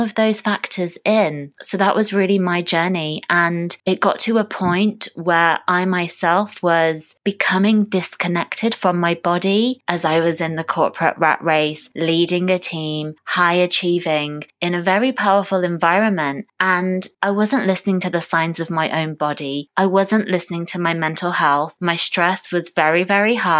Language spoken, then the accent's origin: English; United Kingdom; I was born and raised in the UK.